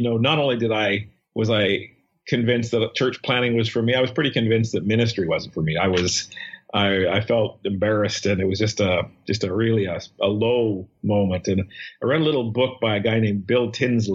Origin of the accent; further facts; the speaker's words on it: Saskatchewan, Canada; moved away as an adult; now in Toronto, Canada; my past memory of growing up in Saskatchewan